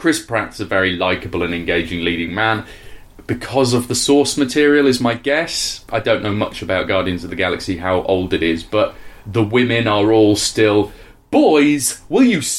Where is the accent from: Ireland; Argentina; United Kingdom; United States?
United Kingdom; we're British and we're not used to conflict